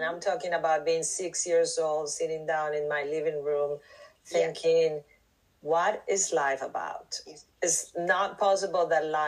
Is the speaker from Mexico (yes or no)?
yes; Mexico; moved away as an adult; also born or lived in New York City; I'm from Mexico, and truly I started with plant medicine, with shamans in Mexico